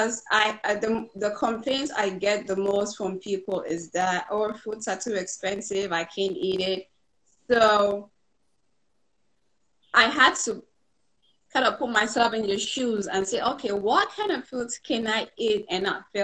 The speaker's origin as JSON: {"language": "English", "country": "Cameroon", "tie": "born or raised there", "moved": "as an adult", "lives_now": "United States", "said": "I grew up in Cameroon for the first 18 years"}